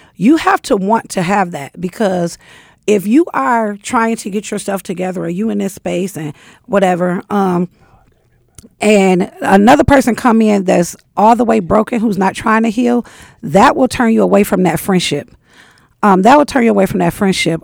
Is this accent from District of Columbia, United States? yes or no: no; Michigan, United States; because I'm from Michigan, you could work in a shop